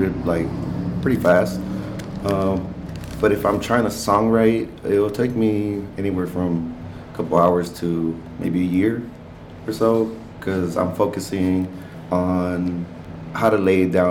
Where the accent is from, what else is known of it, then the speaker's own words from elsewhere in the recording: Rio Bravo, Texas, United States; first language Spanish; English is a second language; now in Austin, United States; It's a small little town on the outskirts of Laredo called Rio Bravo. It's a little small border town, but it's so small people don't really know about it. So I just say I'm from Laredo